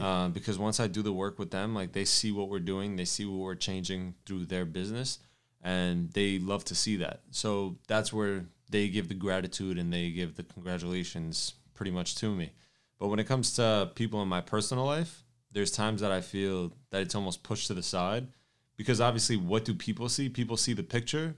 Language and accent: English; New York City, New York, United States; I'm from New York and we have an office based in New York